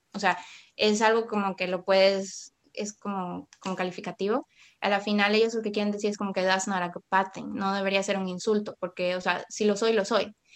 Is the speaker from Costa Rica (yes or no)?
yes; Puerto Viejo, Costa Rica; crecí en Puerto Viejo